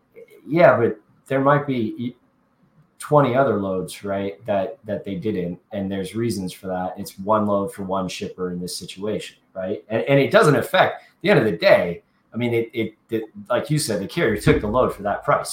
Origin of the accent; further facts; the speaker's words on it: Kansas City, United States; Kansas City, my hometown